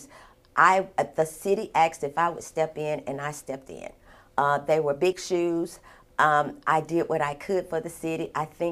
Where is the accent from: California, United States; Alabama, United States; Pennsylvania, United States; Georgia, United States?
Georgia, United States; Atlanta; I'm a native of Atlanta